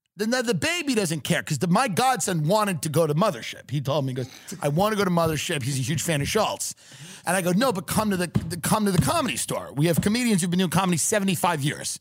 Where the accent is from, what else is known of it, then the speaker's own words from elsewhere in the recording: New York, United States; also born or lived in Austin; now in Los Angeles, United States; I'm from New York